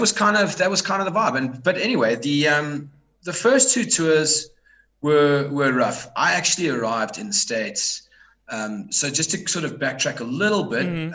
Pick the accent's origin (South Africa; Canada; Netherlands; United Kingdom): South Africa; I'm from South Africa.